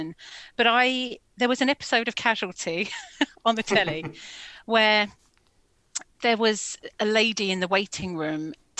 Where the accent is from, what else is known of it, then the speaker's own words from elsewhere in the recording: London, United Kingdom; I grew up in Finsbury Park in Holloway